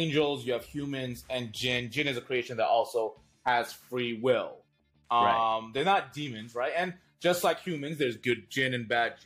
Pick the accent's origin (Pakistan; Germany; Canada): Pakistan; We're all Pakistani Muslims here